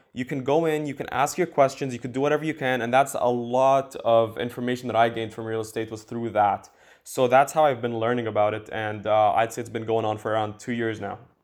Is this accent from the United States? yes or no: no; Dubai, United Arab Emirates; now in Canada; I live in Canada right now, but I'm from Dubai